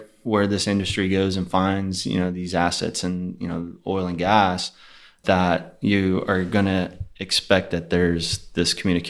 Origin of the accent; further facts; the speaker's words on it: Houston, Texas, United States; also born or lived in Pearland, Texas / Sugar Land, Texas; Born and raised in Houston, actually.